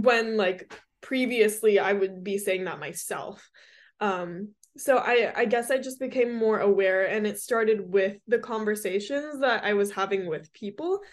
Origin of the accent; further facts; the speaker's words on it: Hermosa Beach, California, United States; I'm from Hermosa